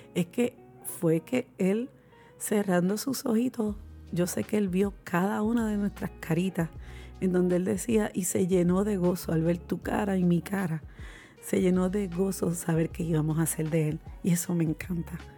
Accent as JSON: {"language": "Spanish", "country": "Puerto Rico"}